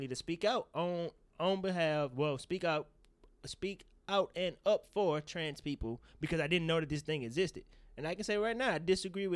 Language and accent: English; the South, United States; I grew up in the South in the belt buckle of the Bible Belt